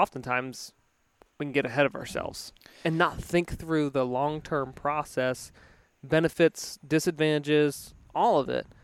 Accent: Virginia, United States; moved away; I grew up in in Virginia

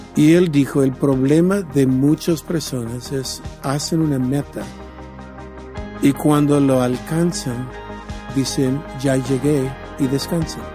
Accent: San Diego, California, United States; yo soy de San Diego

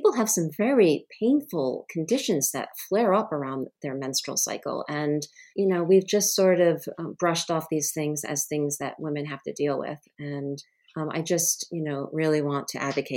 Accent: Rhode Island, United States; I grew up in Rhode Island, actually, where my home state is now.

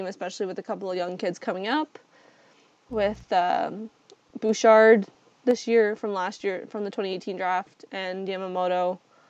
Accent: Hamilton, Ontario, Canada; My hometown boy, Hamilton, Ontario

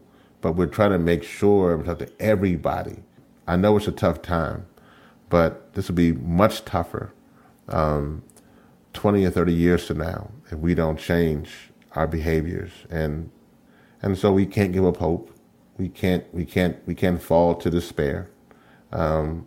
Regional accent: Louisiana, United States; where I come from is from the great state of Louisiana.

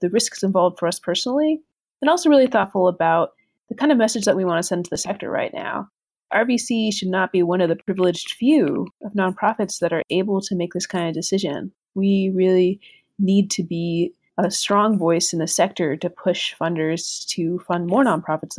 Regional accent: Puerto Rico; moved away; Growing up in Puerto Rico, mixed

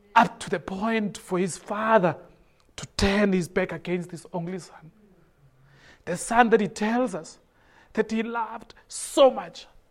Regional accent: Soweto, Gauteng, South Africa; I grew up in Soweto

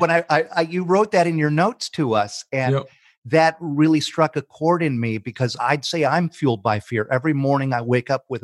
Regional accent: Jackson, Michigan, United States; also born or lived in Detroit, Michigan; I'm from Jackson, Michigan.

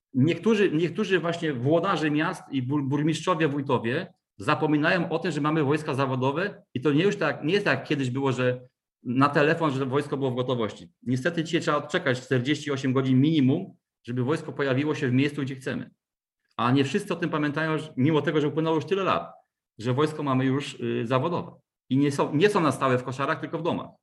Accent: Wrocław, Lower Silesian Voivodeship, Poland; pochodzę z Wrocławia

